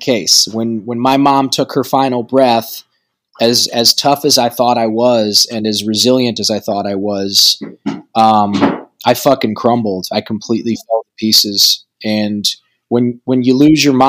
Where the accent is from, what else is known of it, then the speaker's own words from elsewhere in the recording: Toledo, Ohio, United States; moved away; my hometown of Toledo, Ohio